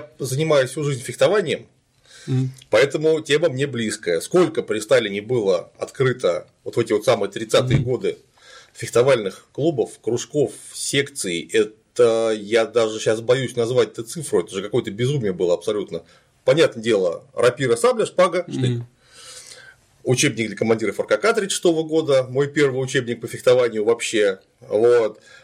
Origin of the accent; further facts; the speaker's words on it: Klintsy, Bryansk Oblast, Russia; now in Saint Petersburg, Russia; я вот тоже родился не в Питере, mm-hmm. родился я в городе Клинцы Брянской области